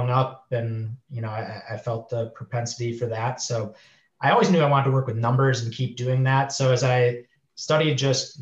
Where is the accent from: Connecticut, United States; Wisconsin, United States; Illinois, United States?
Wisconsin, United States; Milwaukee; moved away as an adult; also born or lived in Chicago, United States / Minneapolis, United States; now in San Diego, United States; I'm from the Midwest. So grew up around like Wisconsin area, Milwaukee, went to school in Wisconsin